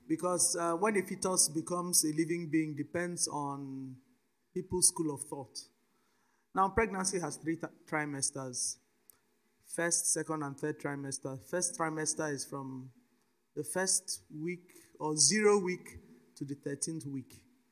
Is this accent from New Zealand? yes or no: no; Nigeria; also born or lived in Cote d'Ivoire; I'm a Nigerian citizen, though I wasn't born in Nigeria. I was born in Cote d'Ivoire, but I'm a bona fide Nigerian citizen.